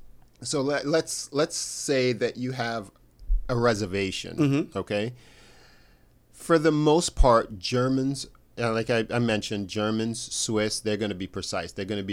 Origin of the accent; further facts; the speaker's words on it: United States; we're all American